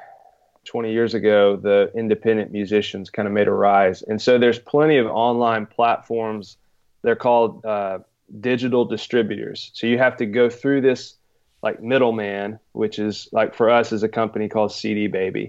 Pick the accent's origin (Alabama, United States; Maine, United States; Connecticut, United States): Alabama, United States; Muscle Shoals; moved away as an adult; now in Houston, United States; I'm from Alabama originally, Muscle Shoals, small town in the northwest corner of the state.